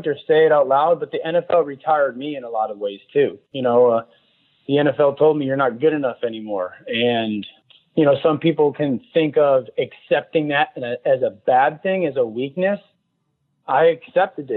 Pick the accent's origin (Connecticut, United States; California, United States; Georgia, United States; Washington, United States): Connecticut, United States; growing up in Connecticut